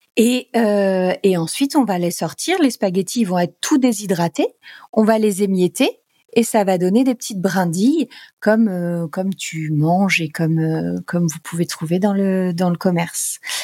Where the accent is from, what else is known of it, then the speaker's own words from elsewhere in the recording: Normandy, France; also born or lived in Paris; moi je suis normande